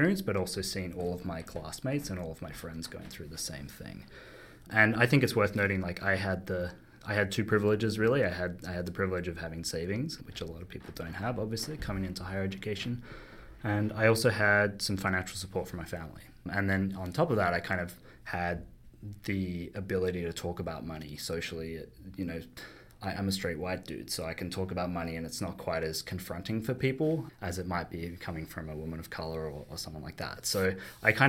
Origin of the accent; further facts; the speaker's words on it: Australia; moved away as an adult; also born or lived in United Kingdom / London; now in Toronto, Canada; I moved over to the UK from Australia, where I'm from originally, you might hear from my accent